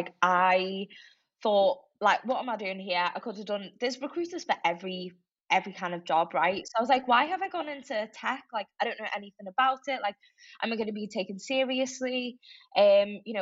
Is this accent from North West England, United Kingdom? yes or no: yes; Liverpool, North West England, United Kingdom; moved away as an adult; also born or lived in Crosby; now in Manchester, United Kingdom; I am, if a lot of people probably tell from my accent, grew up in Liverpool